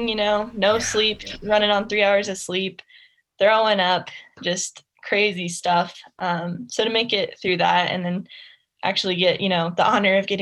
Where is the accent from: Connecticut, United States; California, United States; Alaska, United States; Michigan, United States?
Alaska, United States; moved away as an adult; now in Lake Tahoe, United States; I grew up in Alaska, had kind of a different life for sure